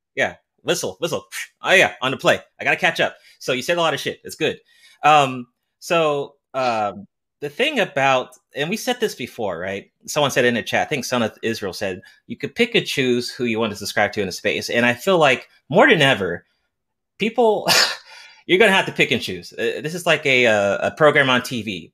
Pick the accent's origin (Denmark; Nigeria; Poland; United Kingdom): Nigeria; I'm Nigerian